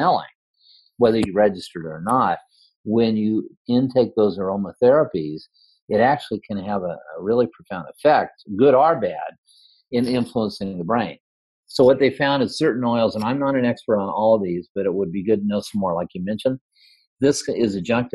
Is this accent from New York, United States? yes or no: no; Redondo Beach, California, United States; now in Iowa, United States; I actually grew up in California, but because of the meditation community in Iowa, I moved here. I moved from Redondo Beach to Iowa